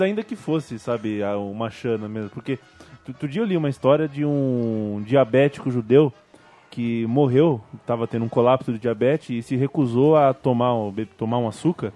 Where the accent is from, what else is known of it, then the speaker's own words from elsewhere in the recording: Vale do Paraíba, São Paulo, Brazil; eu sou do Vale do Paraíba, né? Minha família é do Vale do Paraíba